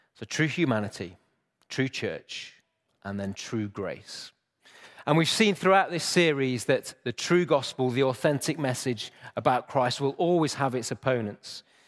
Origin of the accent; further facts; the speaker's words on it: Chesterfield, East Midlands, United Kingdom; moved away; I grew up in Chesterfield